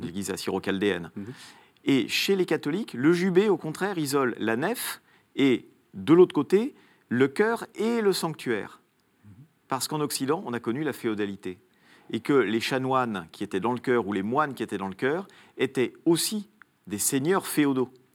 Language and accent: French; Italy; moved away; dans mon enfance en Italie